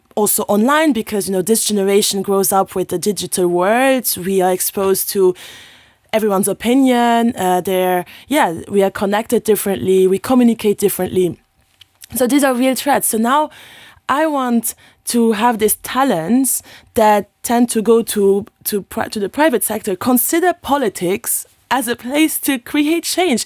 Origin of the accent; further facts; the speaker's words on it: Luxembourg; English is a second language; I'm from Luxembourg